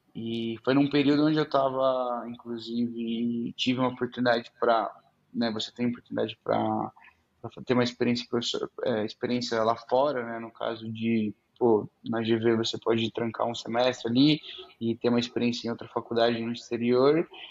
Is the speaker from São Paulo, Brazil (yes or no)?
yes; Araraquara, São Paulo, Brazil; moved away as an adult; also born or lived in Idaho; now in São Paulo, Brazil; eu sou do interior de São Paulo, né? Nasci em Araraquara.